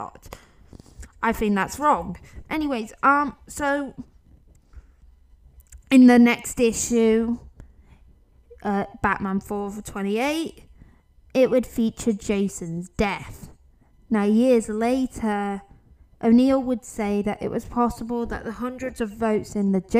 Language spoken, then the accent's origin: English; United Kingdom; I'm not American, I'm a Brit.